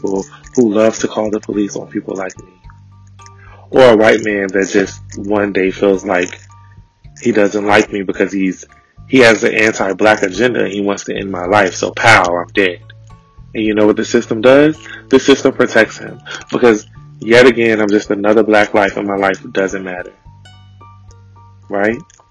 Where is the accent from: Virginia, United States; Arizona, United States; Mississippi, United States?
Virginia, United States; Richmond; growing up in Richmond